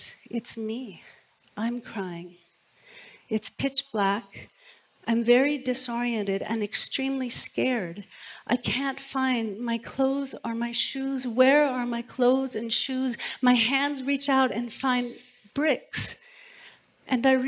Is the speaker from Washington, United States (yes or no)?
yes; Port Hadlock, Washington, United States; moved away; I've come back to my hometown to attend my granddad's funeral. I'm driving through the tiny town of my childhood, Port Hadlock